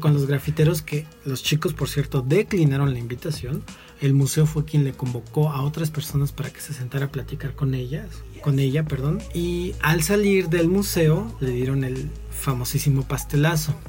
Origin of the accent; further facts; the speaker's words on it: Mexico City, Mexico; quienes somos de la Ciudad de México